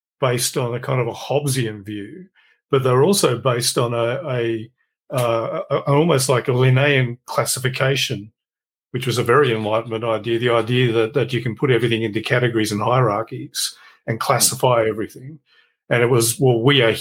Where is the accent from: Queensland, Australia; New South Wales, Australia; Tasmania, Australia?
Tasmania, Australia; I grew up in Tasmania